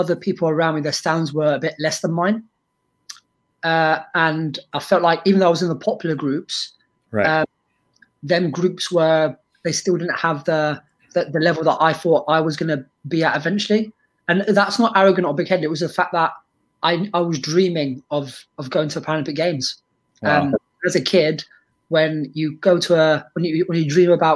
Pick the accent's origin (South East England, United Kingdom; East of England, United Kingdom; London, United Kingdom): London, United Kingdom; also born or lived in Lebanon; as a kid growing up in North London